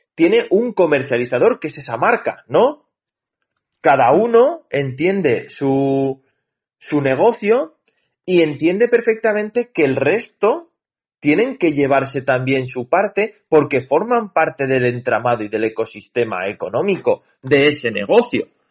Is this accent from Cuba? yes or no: no; Spain; los españoles somos españoles